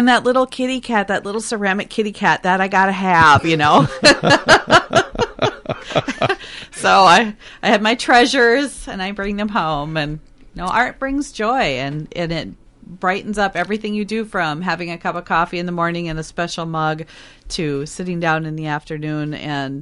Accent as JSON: {"language": "English", "town": "Richfield", "region": "Minnesota", "country": "United States", "tie": "born or raised there", "said": "I grew up in Richfield, which is, you know, first ring suburb of Minneapolis"}